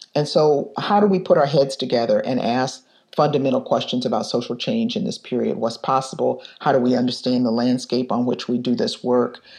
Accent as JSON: {"language": "English", "town": "Detroit", "region": "Michigan", "country": "United States", "tie": "born or raised there", "moved": "yes", "lives_now": "Chicago, United States", "said": "I was growing up in Detroit in 1967"}